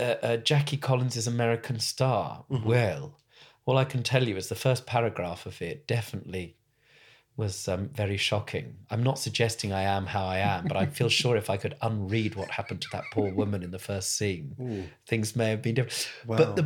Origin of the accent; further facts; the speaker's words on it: Southgate, London, United Kingdom; You know, I grew up in Southgate